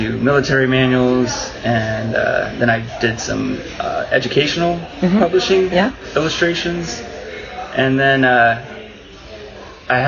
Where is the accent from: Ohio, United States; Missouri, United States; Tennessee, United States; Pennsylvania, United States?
Pennsylvania, United States; central; I grew up in Pennsylvania, central Pennsylvania, on a dairy farm